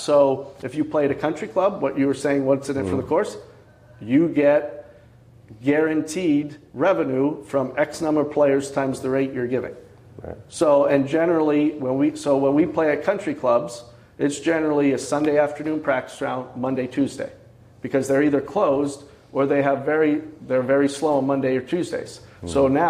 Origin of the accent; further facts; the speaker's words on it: Scranton, Pennsylvania, United States; Near the Scranton, Pennsylvania.